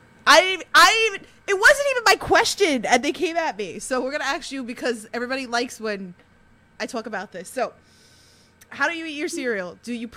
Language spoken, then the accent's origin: English; New York, United States; I'm from New York.